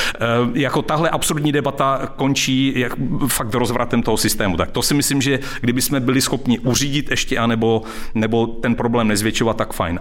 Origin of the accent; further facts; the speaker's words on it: Czechia; já jsem taky Čech, jako se, se, se vším, se vším všudy.